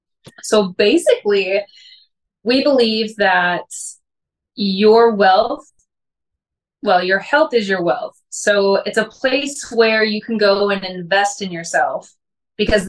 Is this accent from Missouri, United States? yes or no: yes; St. Louis, Missouri, United States; I am from St. Louis, Missouri.